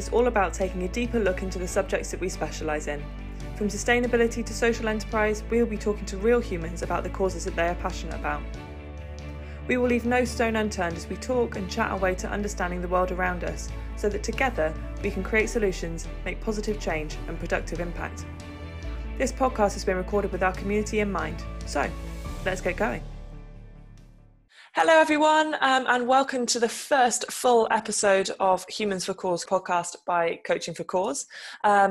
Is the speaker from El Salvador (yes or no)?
no; United Kingdom; I'm from the UK